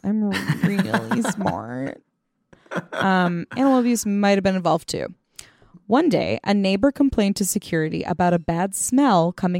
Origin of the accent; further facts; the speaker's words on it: India; born or raised there; now in United States